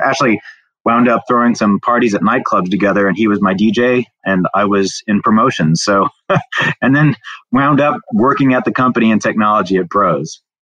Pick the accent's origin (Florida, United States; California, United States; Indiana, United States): Indiana, United States; southern; now in Houston, United States; grew up in a small town around 10,000 on a farm down in southern Indiana.